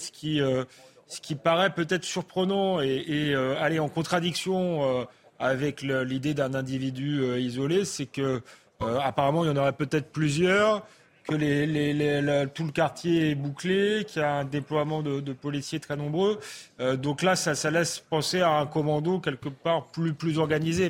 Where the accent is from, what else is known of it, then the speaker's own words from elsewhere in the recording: France; en tant que Français